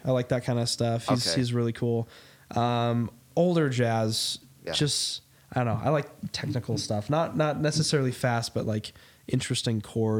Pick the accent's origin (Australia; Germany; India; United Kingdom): United Kingdom; England; I'm very English as well.